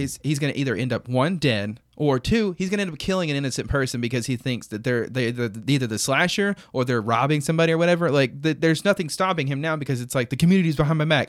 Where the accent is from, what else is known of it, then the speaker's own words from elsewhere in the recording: United States; I'm an American